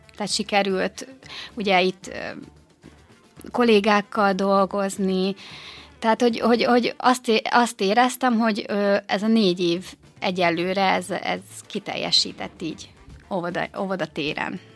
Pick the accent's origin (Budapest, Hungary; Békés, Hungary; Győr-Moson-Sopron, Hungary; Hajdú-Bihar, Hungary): Békés, Hungary; Gyula; moved away as an adult; now in Békéscsaba, Hungary; Én egyébként gyulai vagyok